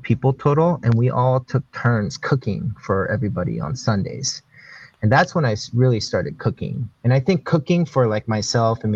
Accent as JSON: {"language": "English", "town": "Springfield", "region": "Oregon", "country": "United States", "tie": "born or raised there", "also_born_or_lived": "Korea / New York", "lives_now": "Portland, United States", "said": "I grew up in Springfield, Eugene. So I grew up in Springfield High School"}